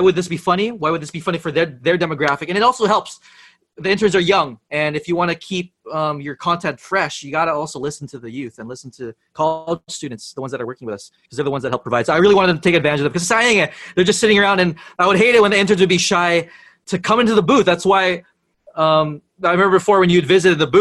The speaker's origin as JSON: {"language": "English", "town": "San Francisco", "region": "California", "country": "United States", "tie": "born or raised there", "also_born_or_lived": "Los Angeles", "moved": "as an adult", "lives_now": "Philippines", "said": "born and raised in San Francisco, but I did move to LA for middle school and high school already"}